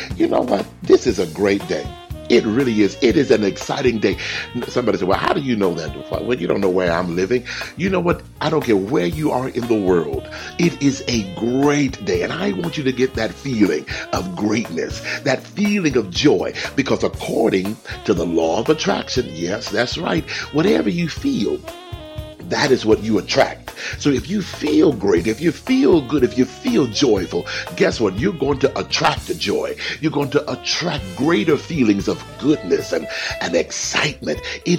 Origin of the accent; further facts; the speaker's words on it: Texas, United States; I grew up in Texas, and Texas is it's not the largest state, but it's one of the largest. Everything is big in Texas.